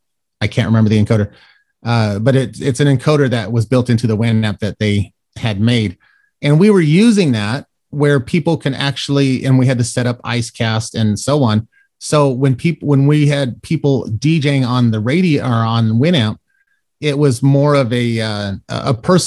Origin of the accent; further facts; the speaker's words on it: Colorado, United States; now in Florida, United States; because I was born in Florida but raised out in Colorado because of military family